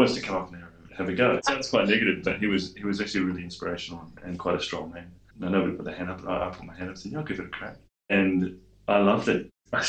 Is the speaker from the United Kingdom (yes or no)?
no; Waipukurau, Hawke's Bay, New Zealand; Well, I was born in North Island in Waipakarau, or Waipukarau, as they say, and lived all over the North Island.